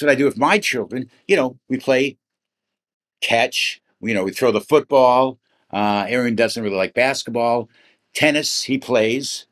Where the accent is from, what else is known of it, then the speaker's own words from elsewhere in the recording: Midwest, United States; I grew up in the Midwest